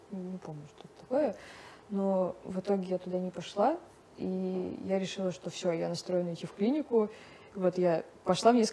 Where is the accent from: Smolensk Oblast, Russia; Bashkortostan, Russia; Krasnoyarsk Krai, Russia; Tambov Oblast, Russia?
Bashkortostan, Russia; Ufa; А я же на тот момент, я приехала из Уфы, и как бы я видела вот эти кабинетики